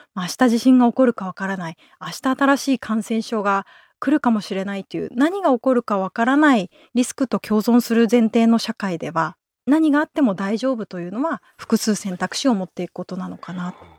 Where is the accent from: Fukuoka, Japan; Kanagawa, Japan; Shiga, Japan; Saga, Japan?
Kanagawa, Japan; Yokohama; moved away; also born or lived in Oita / Tokyo; 私もともと横浜出身なんですけど、実家がシェアハウスなんですよ